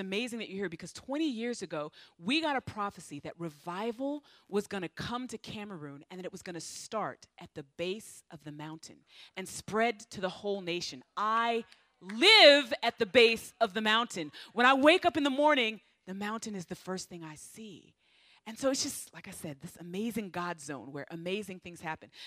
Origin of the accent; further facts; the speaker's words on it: United States; moved away; me being an American